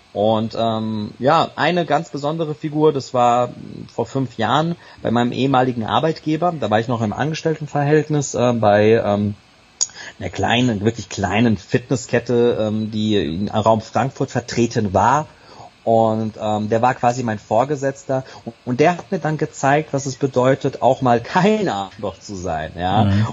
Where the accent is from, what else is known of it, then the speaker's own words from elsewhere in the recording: Serbia; bin gebürtiger Serbe